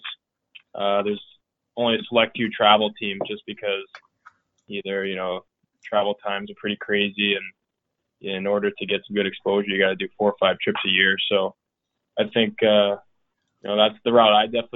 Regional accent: Alaska, United States; moved away; also born or lived in Maine; originally my home state, the Alaska Aces

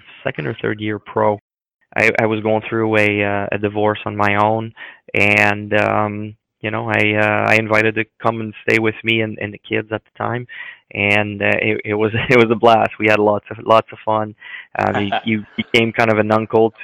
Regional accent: Montreal, Quebec, Canada; now in Philadelphia, United States; my hometown team that I watched growing up.

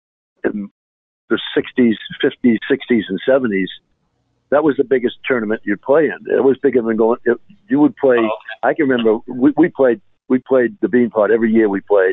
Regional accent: Boston, Massachusetts, United States; I'm from Boston. I grew up, I could walk to the Garden. I could walk to BU from where I grew up.

